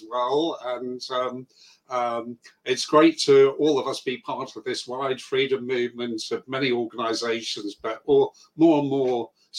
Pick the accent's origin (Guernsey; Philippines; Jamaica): Guernsey; moved away as an adult; now in United Kingdom; I'm originally from Guernsey